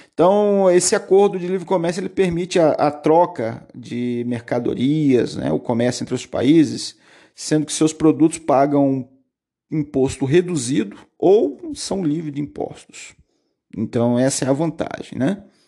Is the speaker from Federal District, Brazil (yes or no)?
no; Curitiba, Paraná, Brazil; Paraná, é o meu estado, capital Curitiba, onde eu nasci